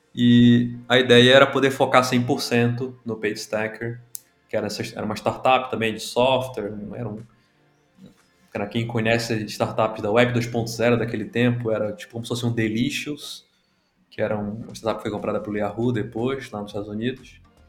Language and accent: Portuguese; Belém, Pará, Brazil; moved away as an adult; also born or lived in São Paulo; Eu não sou de São Paulo originalmente, me, sou de Belém do Pará